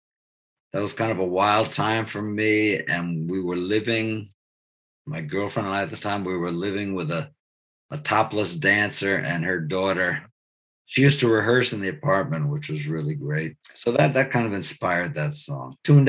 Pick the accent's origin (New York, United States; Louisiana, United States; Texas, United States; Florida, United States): New York, United States; he's from Freeport, Long Island, and I'm from Baltimore, Long Island, two towns right next to each other.